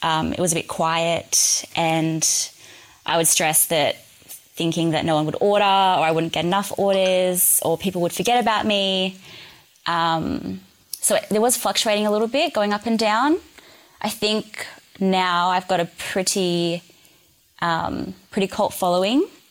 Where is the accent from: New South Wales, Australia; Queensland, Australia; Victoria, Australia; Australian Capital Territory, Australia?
New South Wales, Australia; moved away; I'm originally from New South Wales